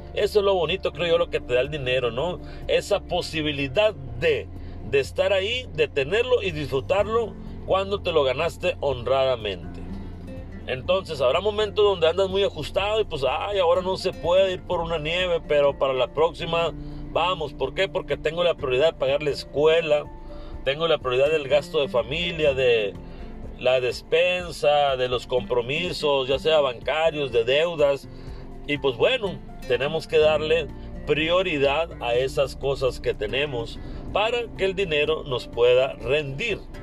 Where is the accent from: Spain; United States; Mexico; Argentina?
Mexico; also born or lived in Hermosillo, Sonora; como mexicanos a la mayoría nos cuesta trabajo ahorrar